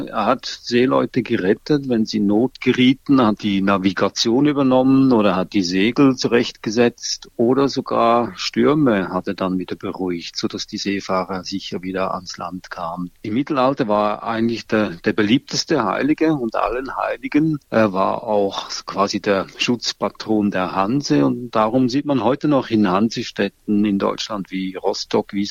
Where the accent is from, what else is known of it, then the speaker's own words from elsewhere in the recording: Switzerland; In der Schweiz zum Beispiel, wo ich herkomme, heißt Ruprecht schmutzlig